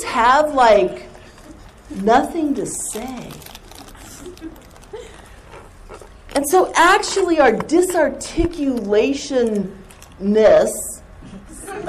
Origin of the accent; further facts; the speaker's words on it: Southern California, United States; accent: surfer; I grew up in Southern California